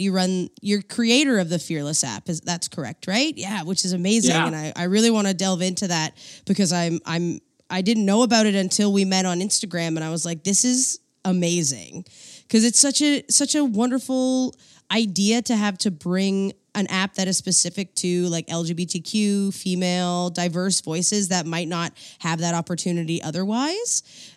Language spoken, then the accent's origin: English; East Coast, United States; I'm from the East Coast, so we love to have a good party